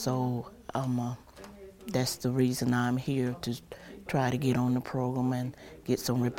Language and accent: English; Birmingham, Alabama, United States; I'm from Birmingham, but we're in Bessemer right now.